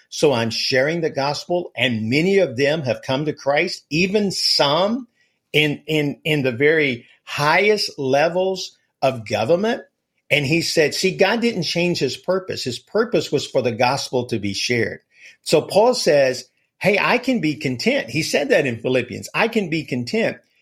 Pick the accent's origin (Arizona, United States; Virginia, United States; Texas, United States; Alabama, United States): Alabama, United States; I'm from Alabama, so we live and breathe football here